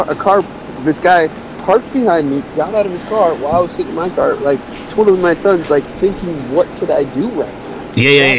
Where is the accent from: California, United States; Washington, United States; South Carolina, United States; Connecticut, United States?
Washington, United States; now in San Diego, United States; I'm from Washington